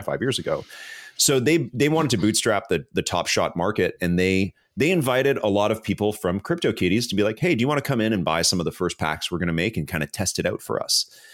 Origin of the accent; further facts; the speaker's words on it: Canada; I'm Canadian